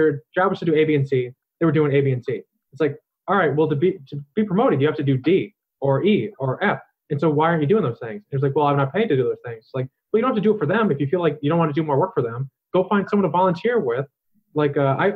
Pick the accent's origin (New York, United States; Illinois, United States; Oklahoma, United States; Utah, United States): Illinois, United States; Chicago; I'm from Chicago, which it's just all industry, it's like all concrete